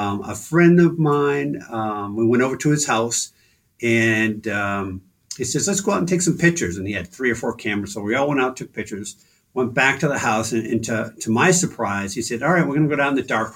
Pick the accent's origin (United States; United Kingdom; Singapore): United States; Stoneham, Massachusetts; moved away as an adult; also born or lived in Somersworth, New Hampshire / Dover, New Hampshire / Melrose, Massachusetts; I grew up in Stoneham, Mass